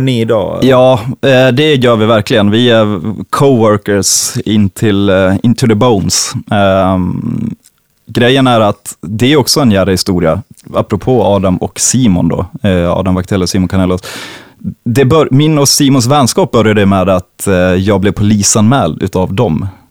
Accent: Falun, Dalarna County, Sweden; also born or lived in Stockholm; now in Gotland, Sweden; jag kommer från Falun

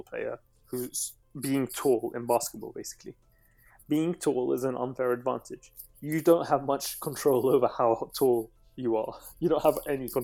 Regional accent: London, United Kingdom; also born or lived in Baghdad, Iraq; I came to London when I was 3 years old. I was born in Baghdad

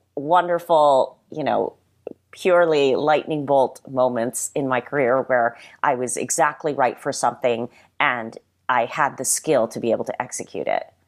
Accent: South Hadley, Massachusetts, United States; moved away as an adult; also born or lived in Springfield, Massachusetts / Japan / New York; now in Los Angeles, United States; I was born in Western Massachusetts, uh, in a city called Springfield, and I grew up primarily in uh, South Hadley, Massachusetts

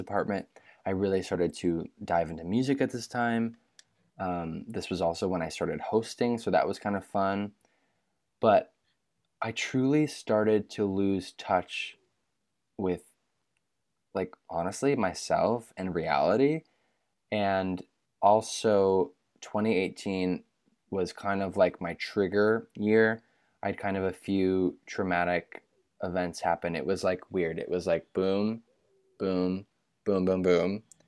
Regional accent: Michigan, United States; I grew up in Michigan, so I'm twenty-five, I grew up in Michigan

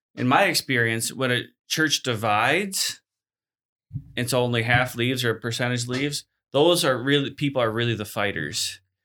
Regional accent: Chicago, Illinois, United States; moved away as an adult; also born or lived in Abbotsford, BC; now in Hamilton, Canada; I grew up in the Christian-formed church as well in South Chicago area

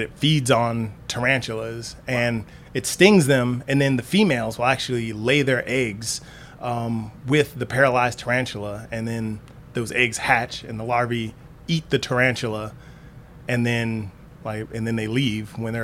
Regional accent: the South, United States; I was raised in the South

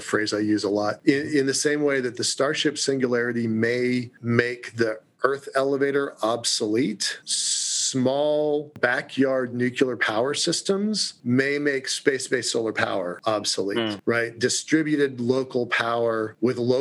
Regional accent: Puget Sound area near Seattle, Washington, United States; We grew up in the Puget Sound area near Seattle

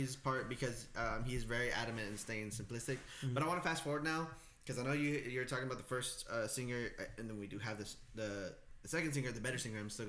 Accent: Lyford, Texas, United States; I grew up in Lyford.

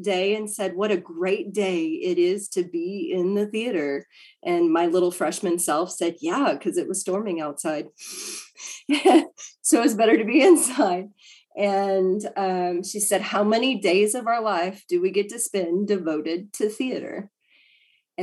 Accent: Brownwood, Texas, United States; also born or lived in San Angelo, Texas; I grew up in Brownwood. I went to high school in Brownwood. We moved there right out of, I guess, I was eighth grade and we moved to Brownwood.

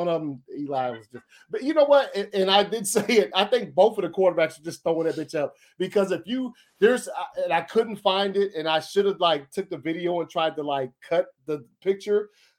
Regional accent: Georgia, United States; I'm from Georgia

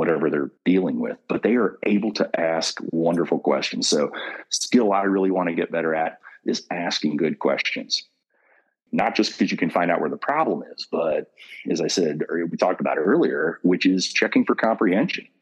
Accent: Kentucky, United States; Coming from Kentucky was always a tagline. Hey, say it real slow. I'm from Kentucky

